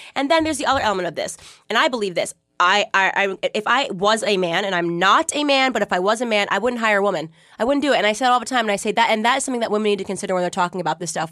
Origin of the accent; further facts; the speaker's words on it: Connecticut, United States; moved away; I grew up in Connecticut